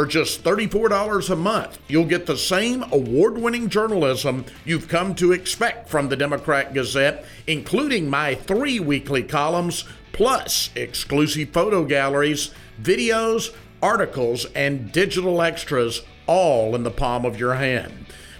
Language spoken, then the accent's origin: English; Arkansas, United States; born there; I was born in 59 in Arkansas, but my parents certainly experienced it.